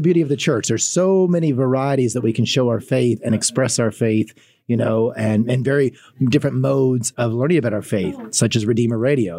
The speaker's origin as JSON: {"language": "English", "region": "Kentucky", "country": "United States", "tie": "born or raised there", "moved": "as an adult", "lives_now": "Fort Wayne, United States", "said": "I'm from Kentucky, so that's where I was raised"}